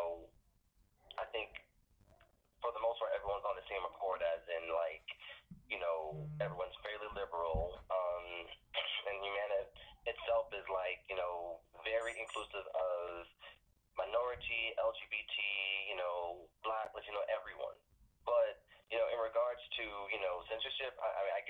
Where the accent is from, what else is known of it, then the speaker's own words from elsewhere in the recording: Johns Island, South Carolina, United States; accent: Geechee; I'm from John's Island, South Carolina